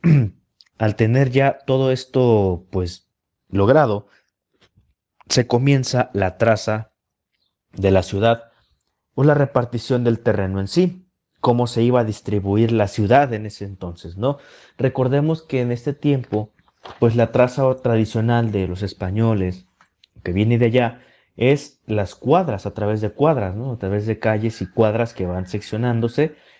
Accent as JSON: {"language": "Spanish", "town": "Guadalajara", "region": "Jalisco", "country": "Mexico", "said": "preservar nuestra historia como tapatíos y como jaliscienses"}